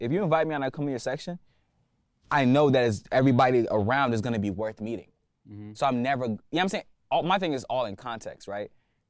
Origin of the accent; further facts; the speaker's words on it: Atlanta, Georgia, United States; I'm from Atlanta, bro.